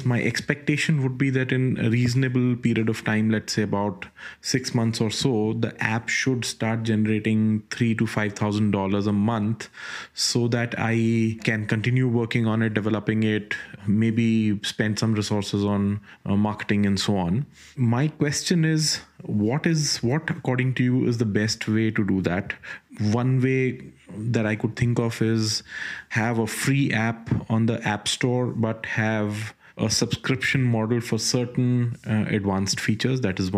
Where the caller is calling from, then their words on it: India; I'm calling you from India.